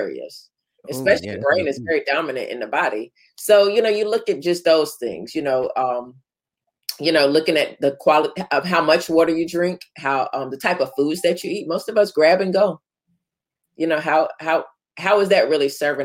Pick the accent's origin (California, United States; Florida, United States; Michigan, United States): Florida, United States; growing up in Florida where it's hot